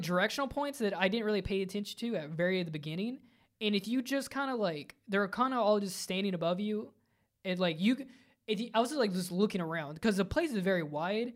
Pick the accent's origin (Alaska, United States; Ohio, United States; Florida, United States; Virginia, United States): Virginia, United States; growing up in Virginia in the, in the neck of the woods